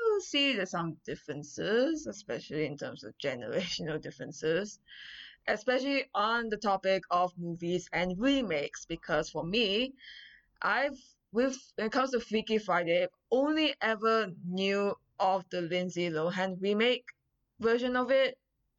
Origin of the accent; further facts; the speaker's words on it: Malaysia; moved away as an adult; now in Vancouver, Canada; I'm from Malaysia, currently in Vancouver majoring in history at UBC